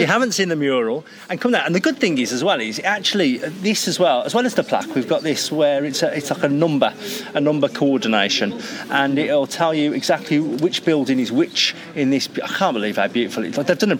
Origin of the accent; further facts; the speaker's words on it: Birmingham, West Midlands, United Kingdom; I'm from Birmingham, obviously, but when I bring, you wouldn't tell from the accent.